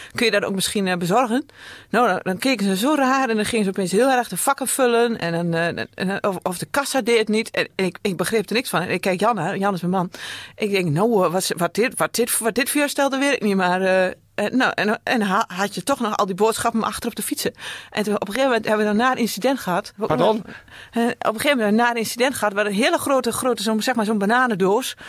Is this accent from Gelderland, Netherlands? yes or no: yes; Heerde, Gelderland, Netherlands; Ik kom uit Heerde, dat is Noordveluwe